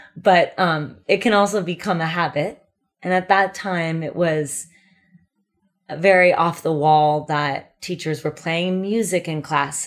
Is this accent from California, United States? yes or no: yes; California, United States; moved away as an adult; also born or lived in New York City; growing up in California, I always had the ocean.